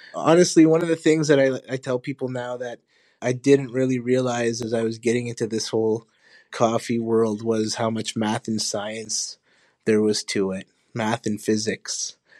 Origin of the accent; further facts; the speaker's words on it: Honduras; now in Winnipeg, Canada; I was born in Honduras, my family is from Honduras